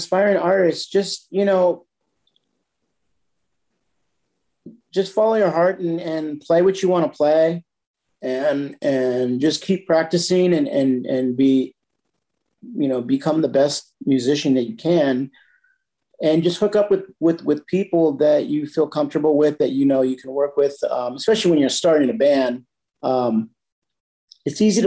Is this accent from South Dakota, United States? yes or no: no; San Jose, California, United States; moved away as an adult; also born or lived in Campbell, California; now in Carlsbad, United States; I was born and raised in San Jose, California.